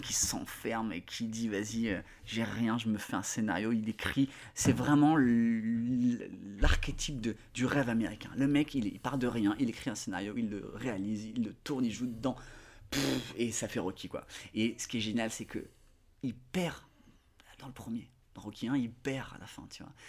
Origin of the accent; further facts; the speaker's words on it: Côte d’Ivoire; j'ai grandi en Côte d'Ivoire